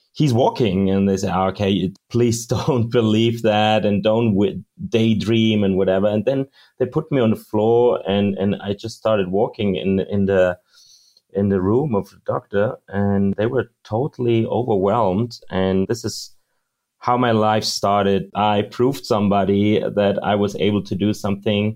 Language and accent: English; Munich, Bavaria, Germany; I was born in Munich, raised in Munich, Germany